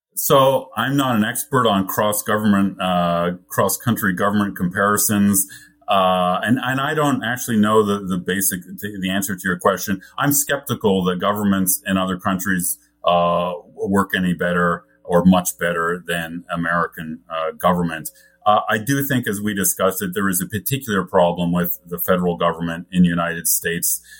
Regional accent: Canada; I grew up in Canada with a British, which has a British parliamentary system.

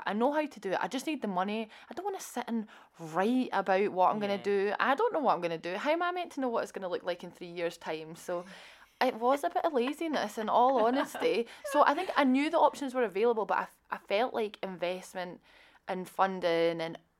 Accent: Scotland, United Kingdom; I think growing up in Scotland, you hear about Prince's Trust, Business Gateway, Scottish Enterprise.

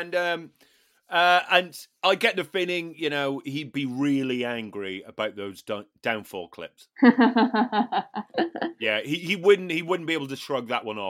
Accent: Newtownards, Northern Ireland, United Kingdom; That's my hometown.

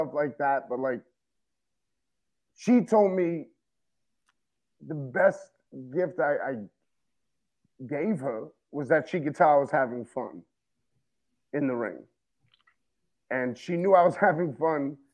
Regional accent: Yonkers, New York, United States; growing up in Yonkers

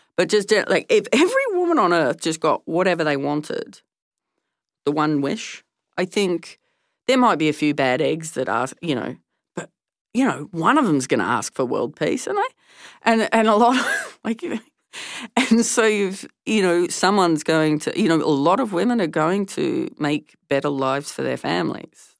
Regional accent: Tasmania, Australia; growing up in Tasmania during the debates

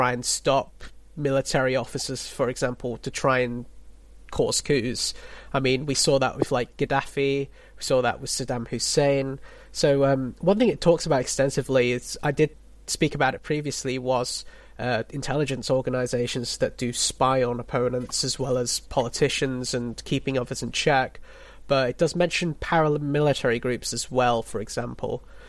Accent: Philippines; I'm a Filipino

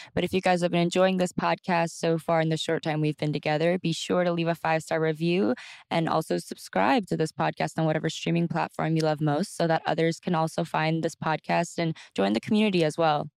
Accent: Texas, United States; I'm from Texas

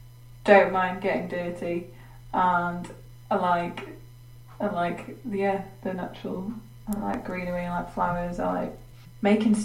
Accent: England, United Kingdom; I'm English

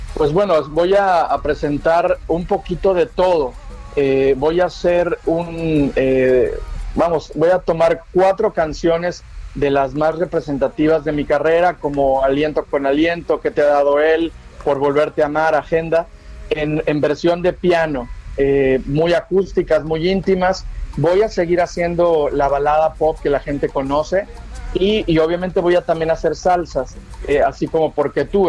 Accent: Veracruz, Mexico; Yo soy veracruzano, soy jarocho

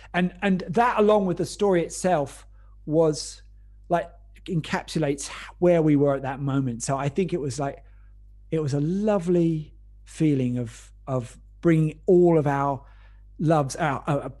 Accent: North Weald, East of England, United Kingdom; also born or lived in Epping, Essex; I grew up in North Weald in Essex, and then moved up the road when I was about 11 to Epping

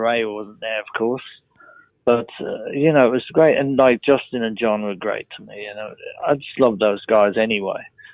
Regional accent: England, United Kingdom; moved away as an adult; now in United States; being English

